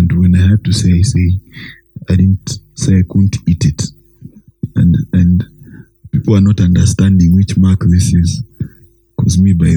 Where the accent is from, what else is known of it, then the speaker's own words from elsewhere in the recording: Kenya; I was born in Kenya, my friend, in the 1980s